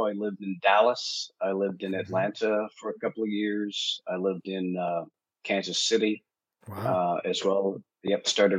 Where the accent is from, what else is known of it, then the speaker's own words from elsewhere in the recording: Winnipeg, Manitoba, Canada; moved away; I am from Winnipeg, right in the sort of the Midwest there.